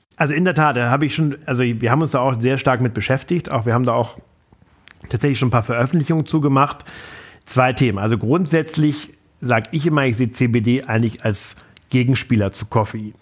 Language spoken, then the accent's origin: German; Flensburg, Schleswig-Holstein, Germany; war Vorsitzender der Jungen Union in Flensburg, meiner Heimatstadt